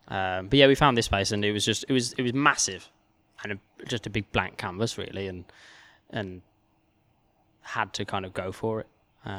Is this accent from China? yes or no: no; Wolverhampton, West Midlands, United Kingdom; Like obviously I'm from Wolverhampton and I'd been in London for the past sort of 6 years or so.